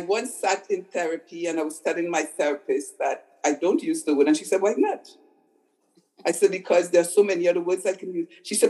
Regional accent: Montreal, Quebec, Canada; now in Ontario, Canada; I came from Montreal and I'm a good girl in the way we were brainwashed. You don't use obscene language, right? In my world, I've never used an obscene language before I came to Ontario.

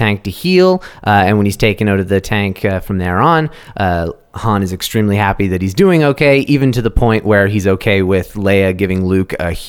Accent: Canada; we're Canadian?

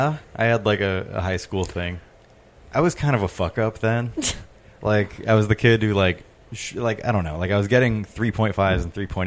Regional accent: Placentia, California, United States; born or raised there; also born or lived in Long Beach, California

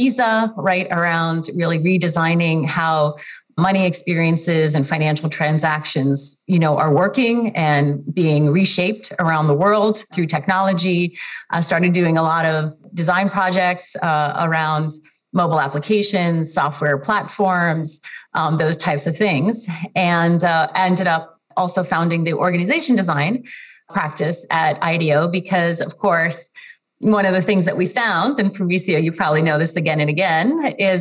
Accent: Kharkiv, Kharkiv Oblast, Ukraine; I was born in Kharkiv, Ukraine

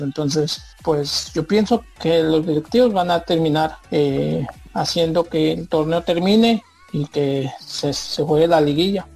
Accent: Mexico City, Mexico; Yo soy originario de la Ciudad de México.

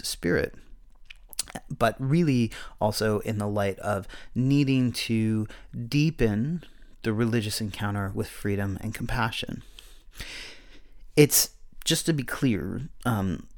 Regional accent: Pennsylvania, United States; The area I grew up in Pennsylvania was deeply religious

